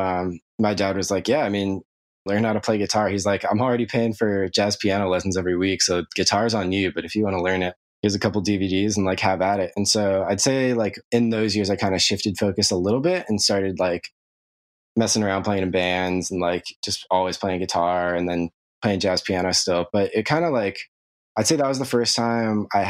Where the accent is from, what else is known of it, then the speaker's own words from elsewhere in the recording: Anaheim, California, United States; I grew up in Orange County. I was born in Anaheim